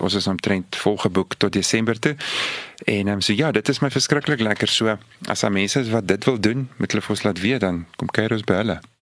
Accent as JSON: {"language": "Afrikaans", "town": "Victoria West", "region": "Northern Cape", "country": "South Africa", "tie": "born or raised there", "said": "ek het groot geword in Victoria West, klein dorpie daar in die Karoo."}